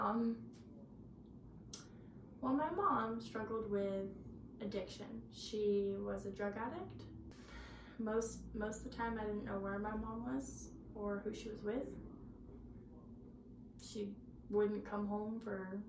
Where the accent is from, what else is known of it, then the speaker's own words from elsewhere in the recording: Auburn, California, United States; I'm from Auburn, California.